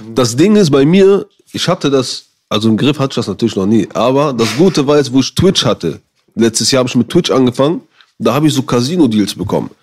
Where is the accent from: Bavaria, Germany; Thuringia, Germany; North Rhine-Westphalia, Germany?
North Rhine-Westphalia, Germany; Düsseldorf